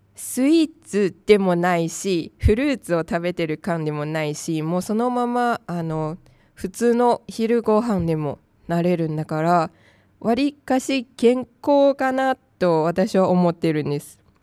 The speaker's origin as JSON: {"language": "Japanese", "region": "Tainan", "country": "Taiwan", "tie": "born or raised there", "second_language": "Japanese", "moved": "yes", "lives_now": "Japan", "said": "私の出身地台湾の南方の台南"}